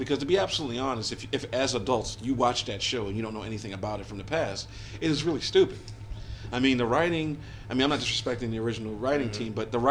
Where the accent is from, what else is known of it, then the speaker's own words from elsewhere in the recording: Baltimore, Maryland, United States; I'm originally from Baltimore, Maryland in the United States of America. I was born in the mid-70s and I'm a child of the 80s.